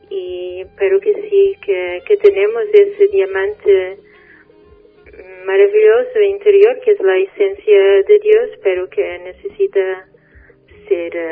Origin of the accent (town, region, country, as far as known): Portugal; born or raised there; first language Portuguese; Spanish is a second language